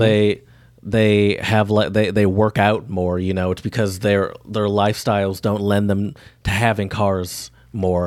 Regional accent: the South, United States; I'm from the South

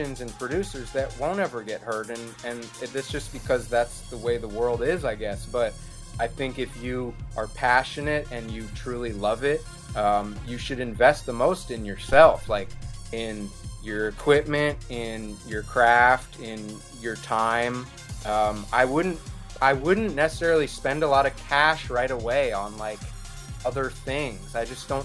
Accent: New York, United States; moved away; I'm originally from New York. My dad's from New York. He used to take me to Manhattan in the 90s

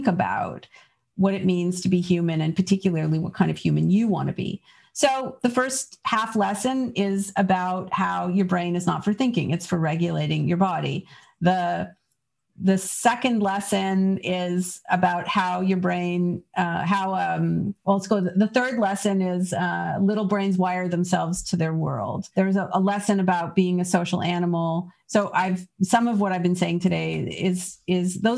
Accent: Canada; now in United States; I grew up in Canada

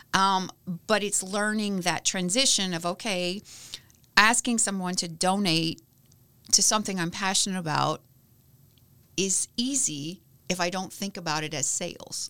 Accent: Lebanon, Kentucky, United States; now in Bloomington, United States; I grew up in a little town called Lebanon, Kentucky.

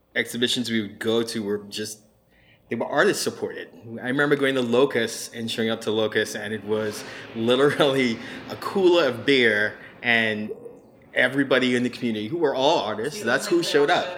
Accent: Trinidad & Tobago; also born or lived in Miami; now in Hilton Head, United States; originally from Trinidad

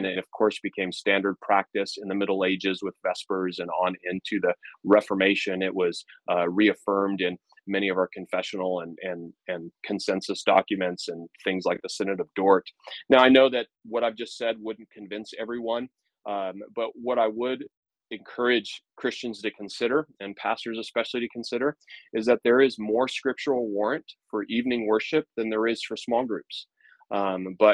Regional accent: United States; marks me as an American

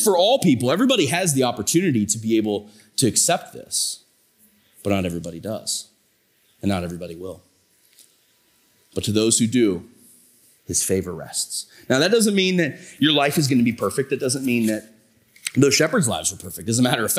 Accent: Tuscarawas County, Ohio, United States; I'm from Tuscarawas County

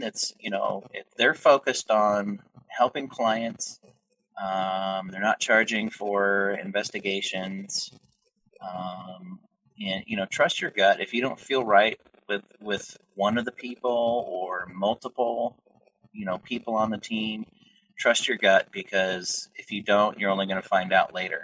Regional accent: Boise, Idaho, United States; I grew up in Boise, Idaho

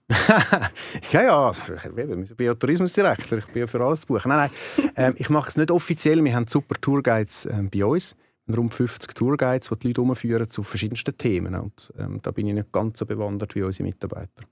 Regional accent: Zurich, Switzerland; accent: Zurich dialect; ich bin in Wollishofen aufgewachsen, ich lebe in der Stadt, ich lebe in Wipkingen. Also ich bin ziemlich durch und durch Zürcher, das hört man auch meinem Dialekt gut

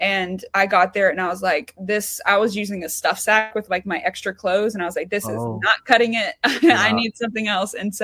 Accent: Georgia, United States; I'm from Georgia

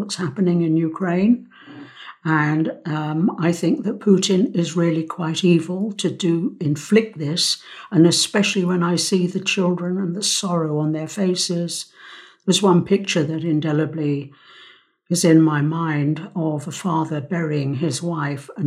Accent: London, United Kingdom; also born or lived in Cyprus; I was born in London. Mm. I was born at the Middlesex Hospital

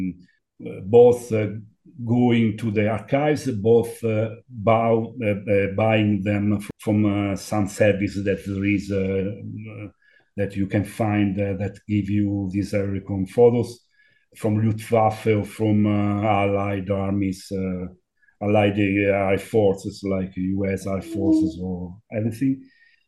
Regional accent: Rome, Lazio, Italy; English is a second language; I was born in Rome

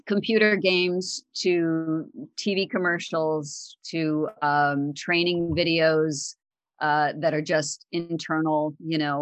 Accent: upstate New York, United States; also born or lived in Northern Illinois; I actually am a pretty much a native New Yorker, although I was born in Illinois, in Northern Illinois, but my family moved down to New York, the New York, upstate New York area

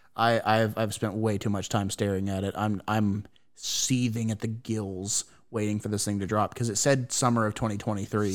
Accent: United States; I have failed as, as an American

